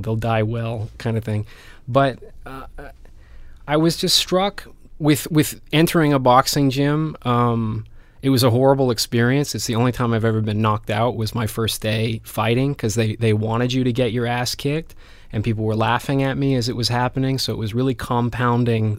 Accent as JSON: {"language": "English", "town": "Vancouver", "region": "British Columbia", "country": "Canada", "tie": "born or raised there", "also_born_or_lived": "Spain", "moved": "as an adult", "said": "I grew up in Vancouver, and, and I left Vancouver when I was, what, eighteen, nineteen to go to Spain"}